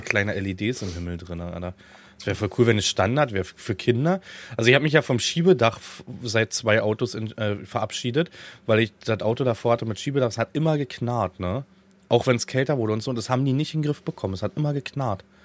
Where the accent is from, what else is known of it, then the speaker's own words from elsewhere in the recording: Dyrotz-Luch, Brandenburg, Germany; weil meine Eltern, also ihr könnt das Nest googeln, weil das Haus eh im Verkauf gerade ist. Dürotz Luch heißt das.